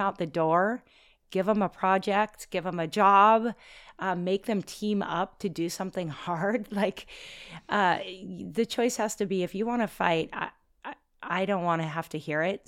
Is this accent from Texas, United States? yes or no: no; Oregon, United States; moved away as an adult; also born or lived in Washington State; now in North Shore, Oahu, Hawaii, United States; We're from Oregon